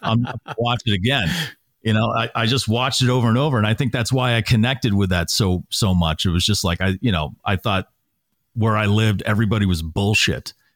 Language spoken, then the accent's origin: English; Natick, Massachusetts, United States; moved away; I grew up in Natick, Massachusetts